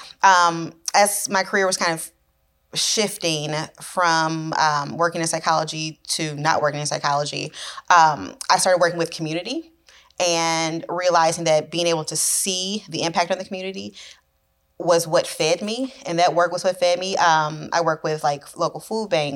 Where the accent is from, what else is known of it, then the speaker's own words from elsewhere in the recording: St. Louis, Missouri, United States; also born or lived in Alabama; I was born and raised here in St. Louis, and I went to college in Alabama and then moved back home